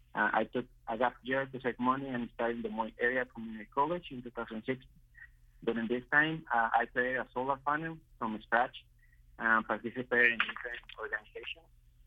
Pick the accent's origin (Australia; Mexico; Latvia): Mexico; now in Iowa, United States; I moved from Mexico back in 2013 to Iowa.